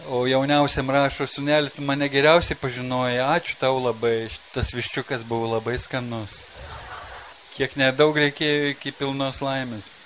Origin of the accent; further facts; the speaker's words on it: Lithuania; mes lietuviai